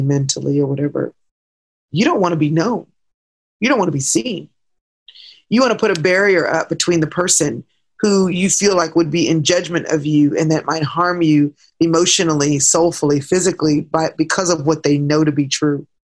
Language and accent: English; Dallas, Texas, United States; I grew up in Dallas, have been here the majority of my life